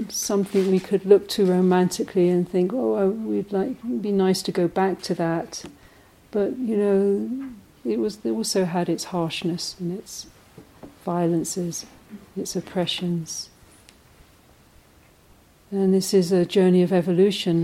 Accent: London, United Kingdom; moved away; the extended family system that I grew up in London, extended Irish family

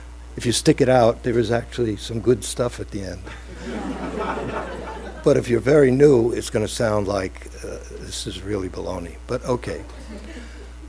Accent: New York City, New York, United States; from Brooklyn

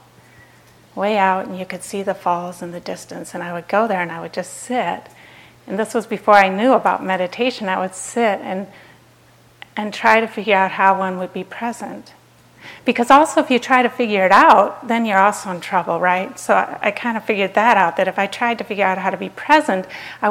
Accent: Minnesota, United States; I grew up in Minnesota, it's kind of cold there

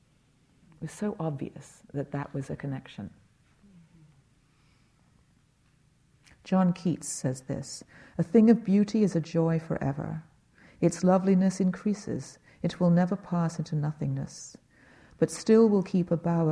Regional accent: England, United Kingdom; moved away; I grew up in England

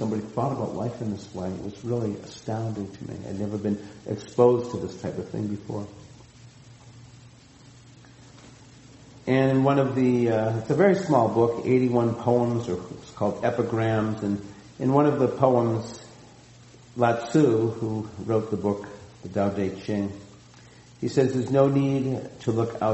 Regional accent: outside of Boston, Massachusetts, United States; now in Santa Cruz, United States; growing up outside of Boston

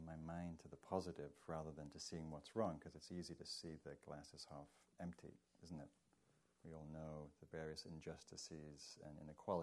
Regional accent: England, United Kingdom; now in United States; being English

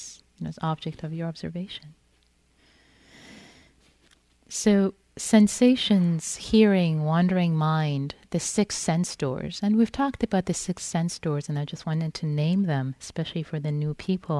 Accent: Iran; moved away; I'm Persian. I was born in Iran. So when I was growing up, I used to love reading Rumi in Farsi

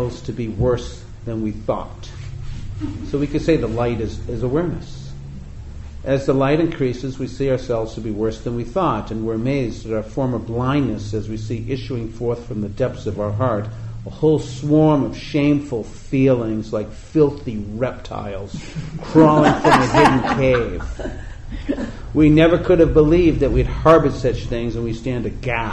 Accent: New England, United States; growing up in the East Coast in New England

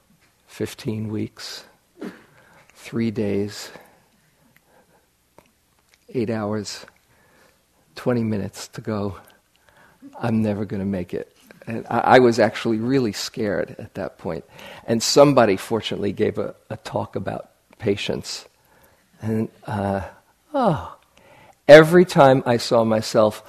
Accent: New York City, New York, United States; I grew up in New York City

